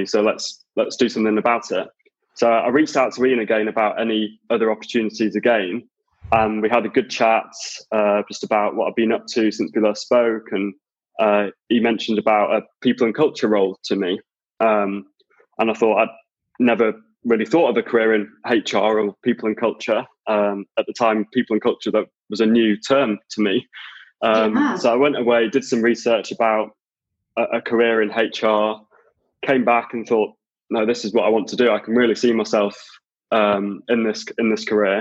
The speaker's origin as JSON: {"language": "English", "area": "between Blackpool and Preston, Lancashire", "region": "North West England", "country": "United Kingdom", "tie": "born or raised there", "also_born_or_lived": "York", "moved": "as an adult", "lives_now": "London, United Kingdom", "said": "I actually grew up kind of in between Blackpool and Preston in Lancashire"}